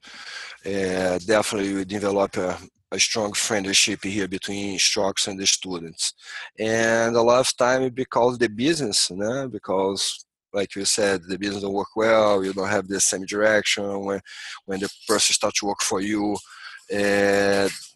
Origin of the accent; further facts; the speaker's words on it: Rio de Janeiro, Brazil; English is a second language; moved away as an adult; now in Santa Cruz, United States; I grew up in Rio, close to the ocean.